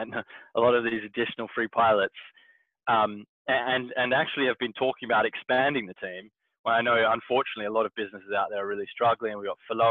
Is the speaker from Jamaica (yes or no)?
no; Perth, Western Australia, Australia; moved away; my hometown in Perth